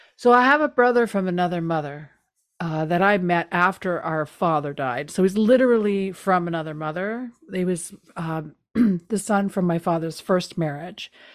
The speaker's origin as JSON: {"language": "English", "region": "East Coast", "country": "Canada", "moved": "yes", "lives_now": "Toronto, Canada", "said": "I'm from the East Coast. I live in the East End."}